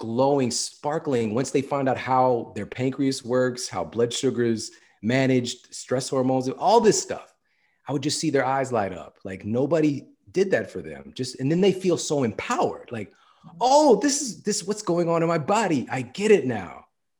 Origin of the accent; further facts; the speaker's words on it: St. Louis, Missouri, United States; That was my stuff. Like, I'm from St. Louis.